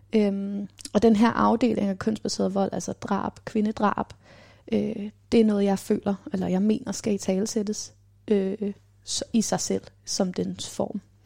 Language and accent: Danish; Copenhagen, Capital Region of Denmark, Denmark; Og så bor jeg her på Islands Brygge, hvor jeg er vokset op